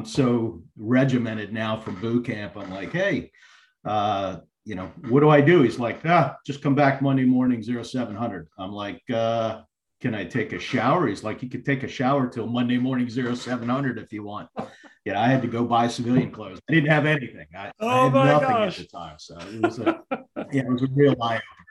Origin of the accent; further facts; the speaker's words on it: Palmyra, New Jersey, United States; moved away; also born or lived in Atlantic Beach, North Carolina; I grew up in Palmyra, New Jersey, and then I moved to Atlantic Beach, North Carolina